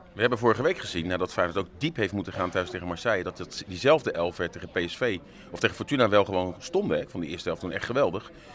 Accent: Netherlands

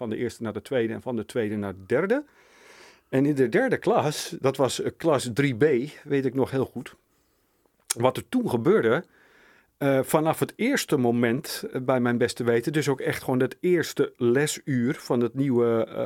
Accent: Sliedrecht, South Holland, Netherlands; Ik ben in Sliedrecht

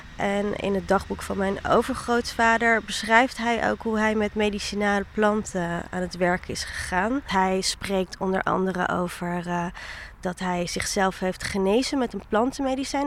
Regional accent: The Hague, South Holland, Netherlands; also born or lived in Rotterdam; ik kom uit Den Haag

